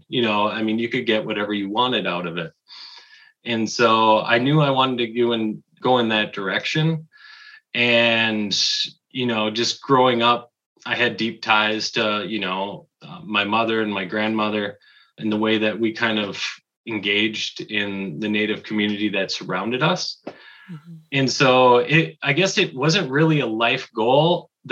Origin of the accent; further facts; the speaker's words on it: Negaunee, Michigan, United States; I'm originally from the Upper Peninsula, Negaunee, which is kind of by Marquette area